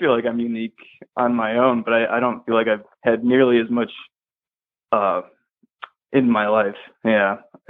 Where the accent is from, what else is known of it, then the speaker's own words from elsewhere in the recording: Illinois, United States; I grew up in Illinois